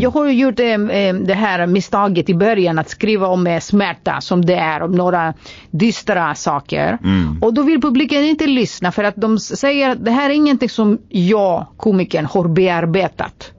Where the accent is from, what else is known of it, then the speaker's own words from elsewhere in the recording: Greece; Swedish is a second language; moved away as an adult; now in Sweden; som grek